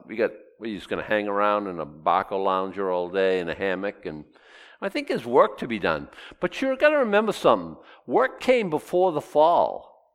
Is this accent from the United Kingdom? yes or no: no; Boston, Massachusetts, United States; the eight year old boy growing up in Boston